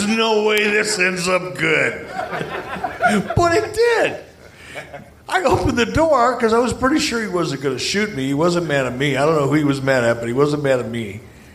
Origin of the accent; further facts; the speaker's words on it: Detroit, Michigan, United States; I grew up in Detroit.